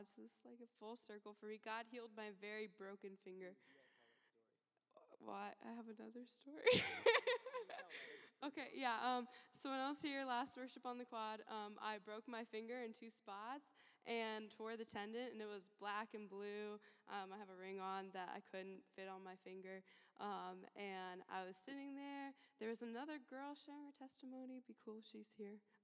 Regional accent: Alaska, United States; moved away as an adult; now in Champaign, United States; I'm from Alaska

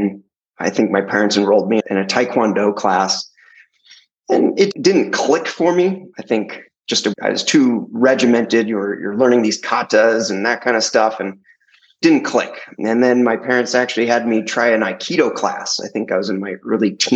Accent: Santa Cruz, California, United States; I grew up in Santa Cruz, California, a little beach town

